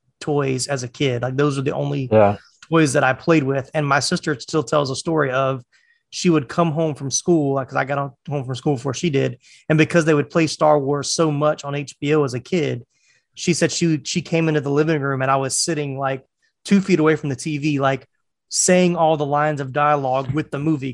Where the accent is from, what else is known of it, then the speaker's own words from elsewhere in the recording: North Carolina, United States; also born or lived in Jacksonville; now in Atlanta, United States; I was born in North Carolina.